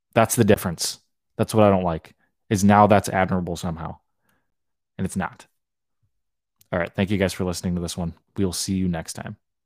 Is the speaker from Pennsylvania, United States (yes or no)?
no; Hawaii, United States; I grew up in Hawaii